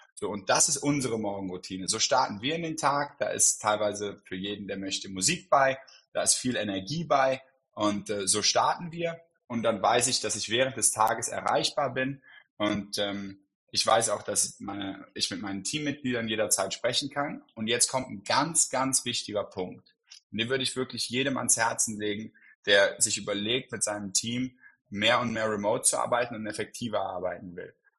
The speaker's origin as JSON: {"language": "German", "town": "Cologne", "region": "North Rhine-Westphalia", "country": "Germany", "said": "ich komme aus Köln"}